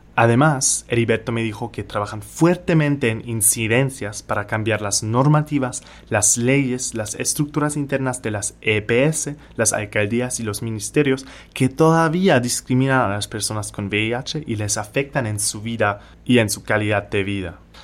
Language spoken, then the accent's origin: Spanish; Germany; moved away as an adult; now in Barranquilla, Colombia; soy de Alemania